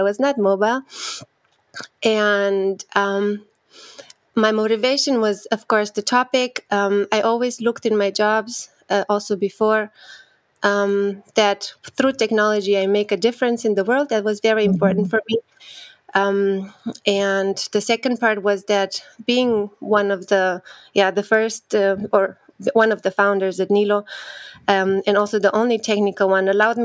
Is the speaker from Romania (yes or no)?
yes; Romania; moved away as an adult; also born or lived in Austria; So I'm originally from Romania. I studied there my bachelor in computer science